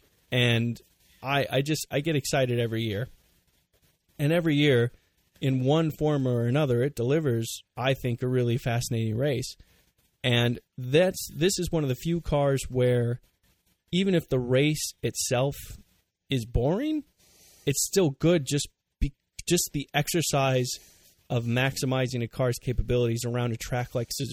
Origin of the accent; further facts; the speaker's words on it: United States; us Americans